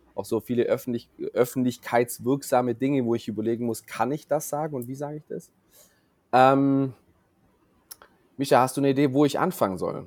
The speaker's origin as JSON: {"language": "German", "town": "Wangen im Allgäu", "region": "Baden-Württemberg", "country": "Germany", "said": "ich komme ja hier aus Wangen im Allgäu"}